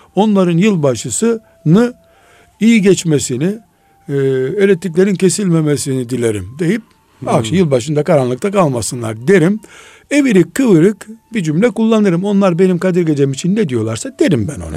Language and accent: Turkish; Black Sea Region, Turkey; Biz Karadeniz çocuğuyuz